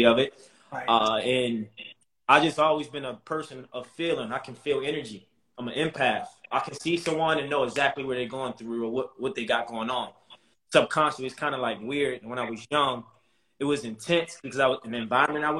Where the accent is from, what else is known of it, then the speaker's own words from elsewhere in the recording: Baltimore, Maryland, United States; I come from Baltimore City, tough background, you know, men in my family sold endless drugs, people were getting murdered and killed in the neighborhood, but that was my norm.